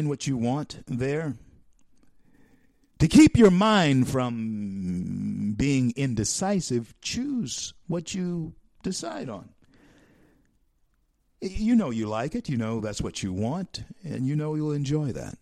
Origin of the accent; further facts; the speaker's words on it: Shreveport, Louisiana, United States; here in my hometown, Shreveport, Louisiana